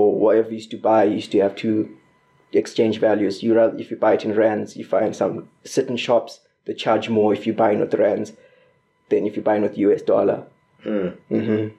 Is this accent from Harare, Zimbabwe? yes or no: no; Bulawayo, Zimbabwe; moved away as an adult; now in Corby, United Kingdom; I was I was born in Bulawayo, Zimbabwe